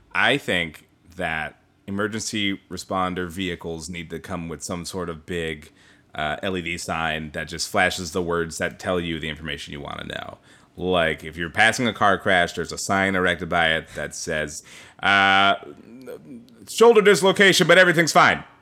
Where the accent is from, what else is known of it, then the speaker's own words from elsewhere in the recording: Bothell, Washington, United States; closer to my hometown around the Bothell